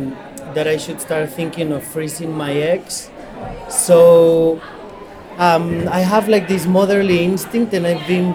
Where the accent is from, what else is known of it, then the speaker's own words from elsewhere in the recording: Spain; moved away; as a Spanish person